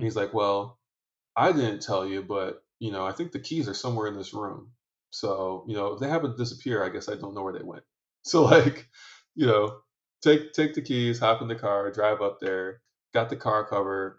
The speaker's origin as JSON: {"language": "English", "town": "Detroit", "region": "Michigan", "country": "United States", "tie": "born or raised there", "also_born_or_lived": "Lansing, Michigan", "said": "grew up around Detroit"}